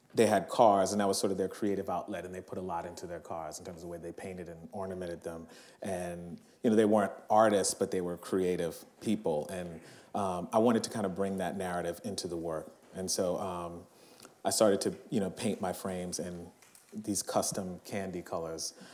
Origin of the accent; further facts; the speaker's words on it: New Orleans, Louisiana, United States; moved away; my hometown, New Orleans